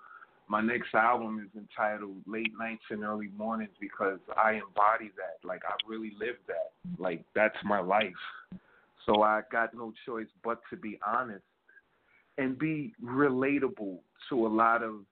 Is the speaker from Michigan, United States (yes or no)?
no; New York City, New York, United States; I'm from New York City, Bronx, to be precise.